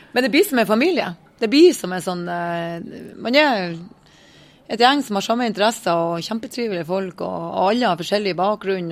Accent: Northern Norway, Norway; Vi er tre stykker fra Nord-Norge

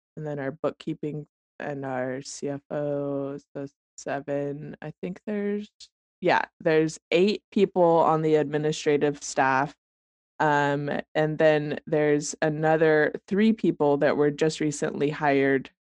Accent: Colorado, United States; moved away as an adult; also born or lived in Arvada, Colorado; now in Eugene, United States; I'm from Colorado

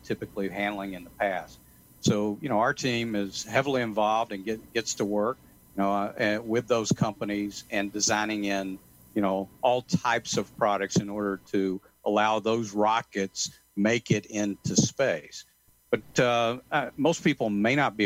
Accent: Atlanta, Georgia, United States; moved away; I'm originally from Atlanta

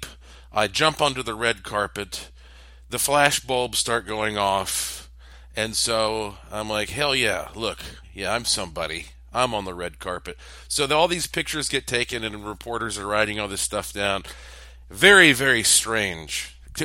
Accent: Asheville, North Carolina, United States; I was born on October the 25th of 1976 at 1:39 a.m. in Asheville, North Carolina, on the East Coast.

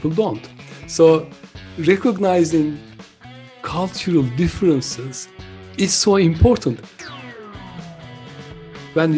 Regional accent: Turkey; now in United Kingdom; I'm originally from Turkey, but I've been living and working in the UK for nearly 46 years.

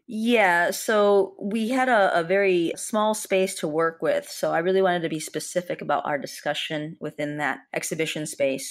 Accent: Chicago, Illinois, United States; as a Chicagoan

